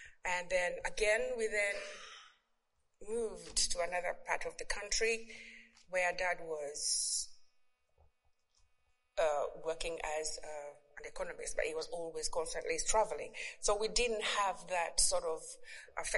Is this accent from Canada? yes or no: no; Uganda; English is a second language; moved away; I was born in Uganda. I don't know if many of you know where Uganda is. Somewhere in Africa. Yeah, and I have two siblings. I've lost my parents now, but I was raised by my grandmother in the village, upcountry